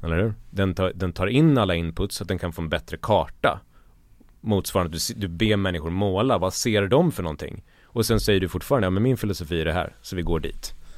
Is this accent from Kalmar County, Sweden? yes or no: no; Borlänge, Dalarna County, Sweden; jag kommer från Borlänge och landsbygden